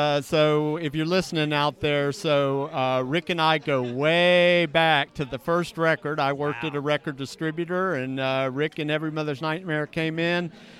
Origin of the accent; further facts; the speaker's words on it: Southern United States, United States; and of course we grew up to here in the South to Long Haired Country Boy.